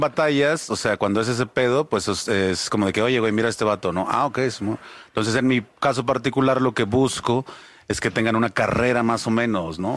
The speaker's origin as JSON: {"language": "Spanish", "country": "Mexico", "said": "tenemos como mexicanos"}